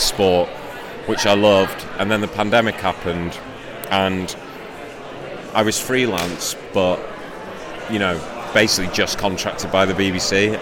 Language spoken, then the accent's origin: English; Shrewsbury, West Midlands, United Kingdom; now in Manchester, United Kingdom; I'm from Shrewsbury originally